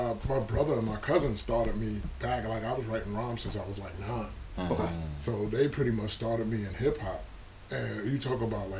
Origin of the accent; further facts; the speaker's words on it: Brooklyn, New York, United States; Brooklyn was a very like dangerous time. Very dangerous time. Seeing people, lost a lot of family members to the street.